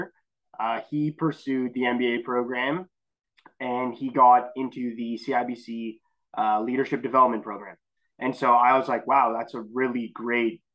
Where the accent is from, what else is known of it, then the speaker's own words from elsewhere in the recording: Ottawa, Ontario, Canada; I'm from Ottawa, born and raised. I never really lived outside of the city